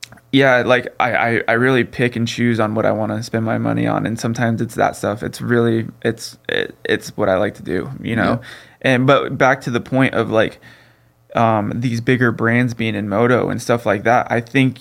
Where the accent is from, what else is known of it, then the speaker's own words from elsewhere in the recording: California, United States; I'm from California